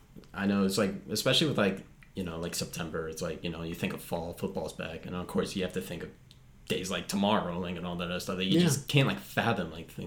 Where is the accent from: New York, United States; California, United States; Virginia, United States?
New York, United States; New York City; growing up in Brooklyn